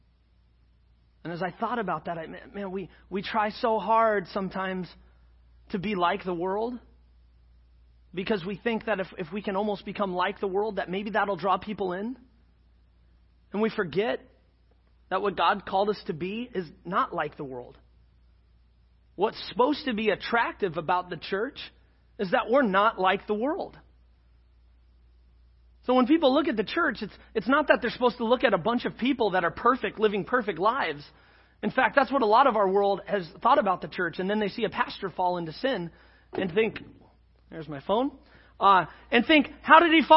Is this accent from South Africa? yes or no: no; Scotland, United Kingdom; I'm Scottish